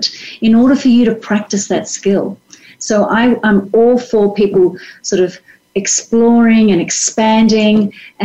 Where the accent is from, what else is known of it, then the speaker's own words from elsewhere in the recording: Australia; moved away as an adult; also born or lived in France; As an Australian, and raised as an Australian